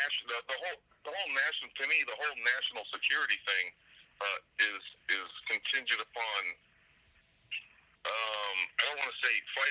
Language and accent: English; San Diego, California, United States; also born or lived in Kamiah, Idaho; now in Clarkston, United States; I'm originally from San Diego, California area